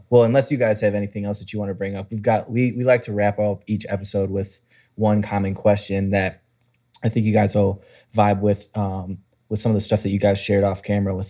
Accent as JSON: {"language": "English", "town": "Cleveland", "region": "Ohio", "country": "United States", "said": "I'm from Cleveland"}